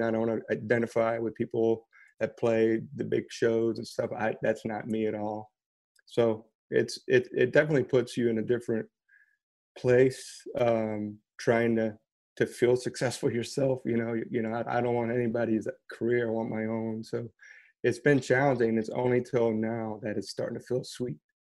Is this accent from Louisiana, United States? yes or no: yes; outside of New Orleans, Louisiana, United States; moved away as an adult; also born or lived in Brooklyn, New York; now in Lafayette, United States; I grew up Cajun, but outside of New Orleans